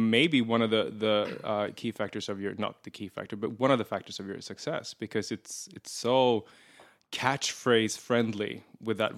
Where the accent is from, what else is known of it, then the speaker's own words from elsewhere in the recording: Erie, Pennsylvania, United States; moved away as an adult; also born or lived in Pittsburgh; I'm from Erie